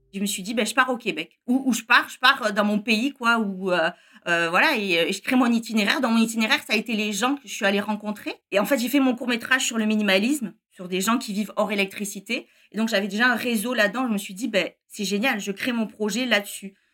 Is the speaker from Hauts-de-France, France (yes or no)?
no; near Perpignan, Occitania, France; moved away as an adult; now in Montreal, Canada; Je viens du sud de la France, près de Perpignan